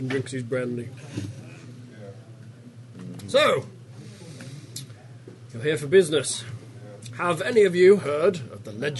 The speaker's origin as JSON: {"language": "English", "region": "England", "country": "United Kingdom", "moved": "yes", "said": "we're English."}